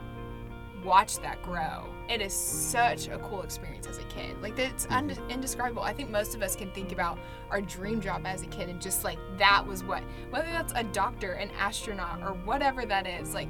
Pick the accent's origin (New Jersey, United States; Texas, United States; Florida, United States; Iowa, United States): Texas, United States; Keller; moved away as an adult; now in Waco, United States; I'm from Fort Worth, Texas, specifically the Keller area